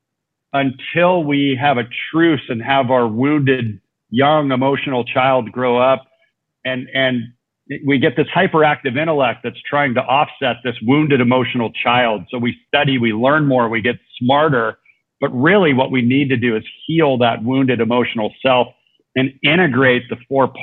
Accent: Southern California, United States; moved away as an adult; also born or lived in Orange County, California; now in Mexico; we're both from Southern California. I now live in Mexico, but I was living in Orange County

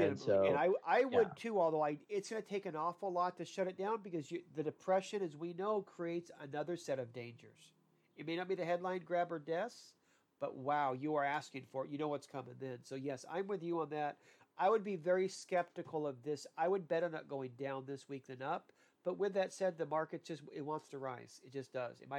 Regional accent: Ireland; I butcher names and I'm Irish.

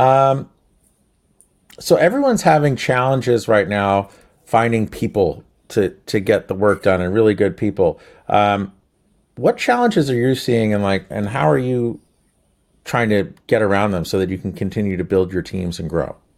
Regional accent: New Jersey, United States; we're from Jersey

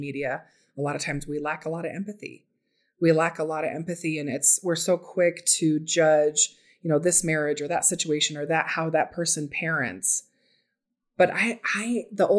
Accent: Phoenix, Arizona, United States; moved away as an adult; now in Salt Lake City, United States; I grew up in Arizona

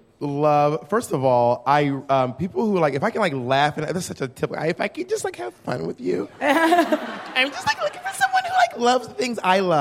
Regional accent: Atlanta, Georgia, United States; I am from Atlanta, Georgia.

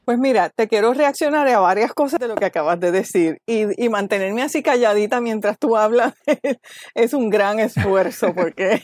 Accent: Caguas, Puerto Rico; moved away as an adult; also born or lived in Toledo, Spain / New York City, United States / Miami, Florida, United States; vivo en Caguas, nací en Caguas, me he criado en Caguas, excepto los años que he vivido fuera

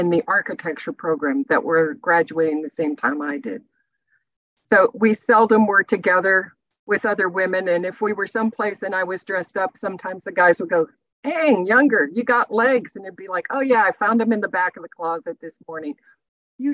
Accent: Iowa, United States; moved away as an adult; also born or lived in Texas; as a young girl growing up in the Midwest

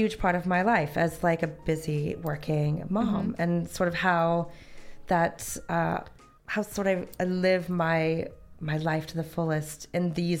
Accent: Northern California, United States; moved away as an adult; now in United Kingdom; I grew up in Northern California. It was a bit rural.

